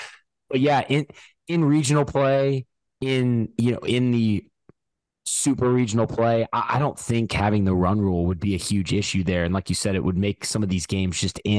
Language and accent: English; Louisiana, United States; moved away; I grew up in Louisiana, and I'm an Oklahoma State fan and alum.